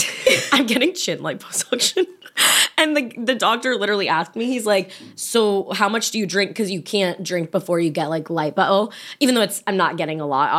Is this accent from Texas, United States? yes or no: no; Virginia, United States